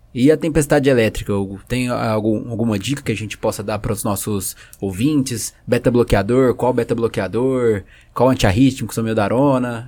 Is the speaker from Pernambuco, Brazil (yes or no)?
no; São Paulo, Brazil; eu sou de, de São Paulo, do Dante